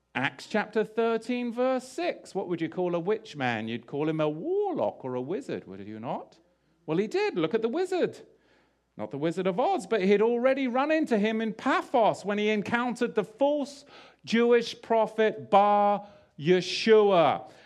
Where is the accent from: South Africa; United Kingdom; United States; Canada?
United Kingdom; England; I grew up in England